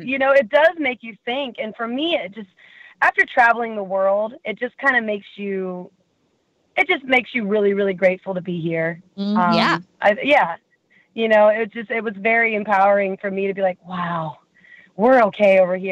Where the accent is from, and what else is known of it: Kansas City, Missouri, United States; born or raised there